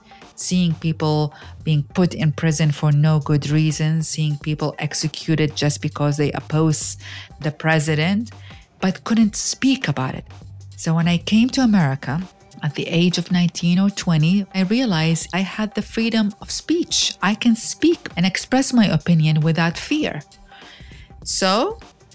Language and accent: English; Iraq; now in United States; I grew up in Iraq